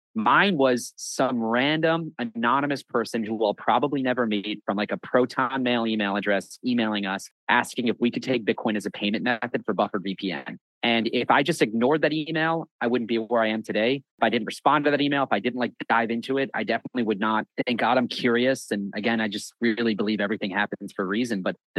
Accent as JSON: {"language": "English", "town": "Buffalo", "region": "New York", "country": "United States", "tie": "born or raised there", "also_born_or_lived": "Budapest, Hungary", "moved": "yes", "said": "I grew up in a religious Jewish family in Buffalo, New York"}